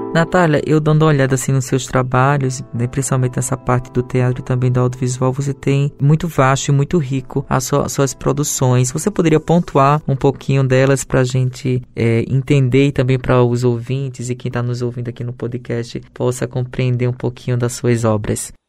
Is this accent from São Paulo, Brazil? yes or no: no; Paraíba, Brazil; enquanto nordestino, enquanto paraibano